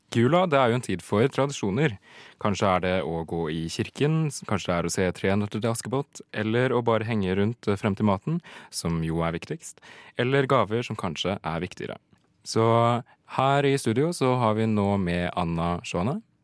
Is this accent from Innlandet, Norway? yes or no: yes; Hedmark, Innlandet, Norway; Jeg er jo fra Hedmark